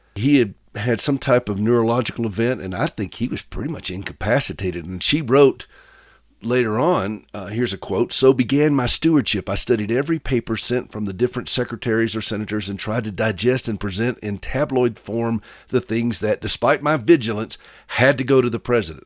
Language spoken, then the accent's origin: English; South Carolina, United States; I'm from South Carolina